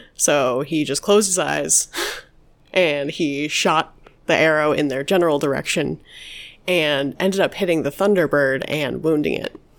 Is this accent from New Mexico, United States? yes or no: yes; New Mexico, United States; my childhood growing up in New Mexico